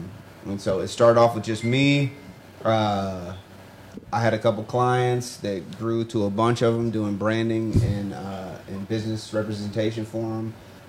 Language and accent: English; Georgia, United States; moved away as an adult; I'm from Georgia. I'm not from here. I came up here in 2010